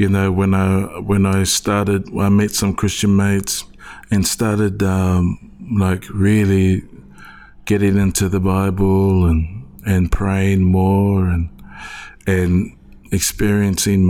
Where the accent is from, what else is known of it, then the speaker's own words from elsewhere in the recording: Wellington, New Zealand; born and raised in Wellington, New Zealand. Samoan family, religious background.